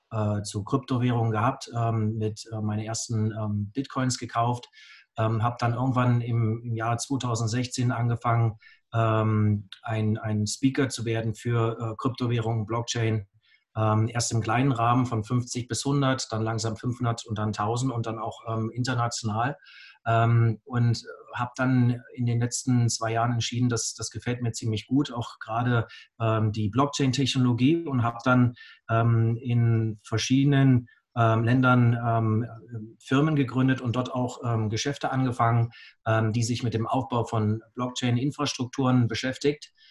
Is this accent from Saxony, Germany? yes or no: no; Augsburg, Bavaria, Germany; Ich komme aus Augsburg.